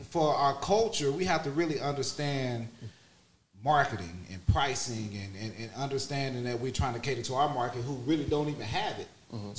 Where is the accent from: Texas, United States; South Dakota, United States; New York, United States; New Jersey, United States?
Texas, United States; Houston; I'm from Houston